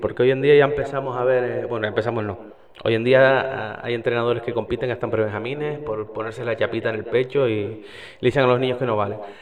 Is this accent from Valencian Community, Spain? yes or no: no; Icod de los Vinos, Canary Islands, Spain; me crié en esa grada y me, me crié viendo un equipo que iba de rojo